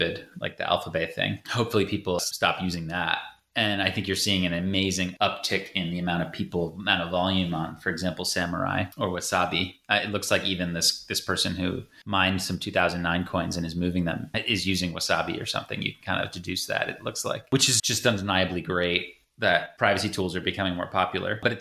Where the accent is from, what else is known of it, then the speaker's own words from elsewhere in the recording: United States; being an American